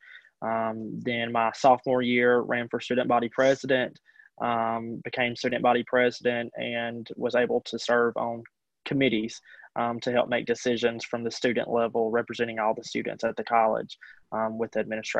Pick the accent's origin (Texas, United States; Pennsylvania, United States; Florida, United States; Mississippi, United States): Mississippi, United States; Mantachie; graduating from high school, growing up in Mantachie